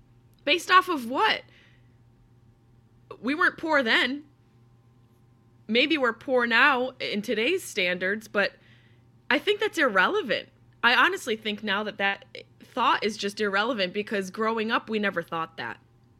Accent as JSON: {"language": "English", "town": "Syracuse", "region": "New York", "country": "United States", "tie": "born or raised there", "said": "hours to get back to Syracuse. And I was always very close and still am very closely connected to my hometown, to my home."}